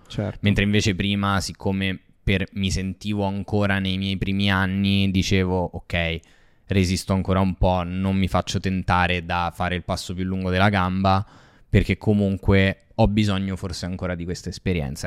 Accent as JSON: {"language": "Italian", "town": "Rome", "region": "Lazio", "country": "Italy", "tie": "born or raised there", "said": "sono cresciuto così a Ostia"}